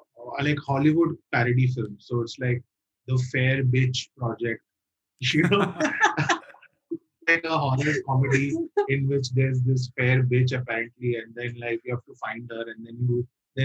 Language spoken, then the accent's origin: English; Bahrain; because I was brought up in the Middle East. I was brought up in this in Bahrain. Which is like a small island next to Saudi Arabia.